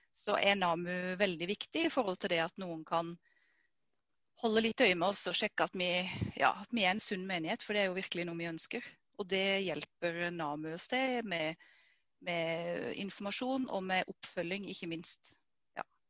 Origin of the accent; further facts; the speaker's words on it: Vegårshei, Agder, Norway; jeg kommer fra Vegårshei. Vokste opp her.